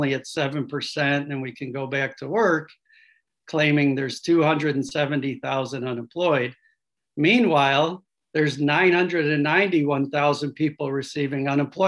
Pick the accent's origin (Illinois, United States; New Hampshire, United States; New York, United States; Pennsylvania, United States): Illinois, United States; Chicago; moved away as an adult; now in Grand Rapids, United States; I'm a Chicagoan for most of my life